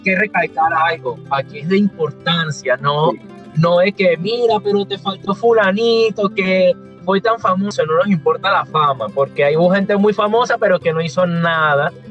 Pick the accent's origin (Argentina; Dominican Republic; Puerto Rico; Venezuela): Venezuela; yo también como él soy venezolano